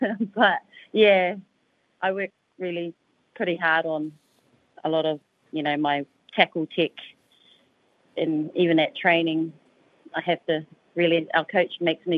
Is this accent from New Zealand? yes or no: yes; New Zealand; now in Gold Coast, Australia; I'm originally from New Zealand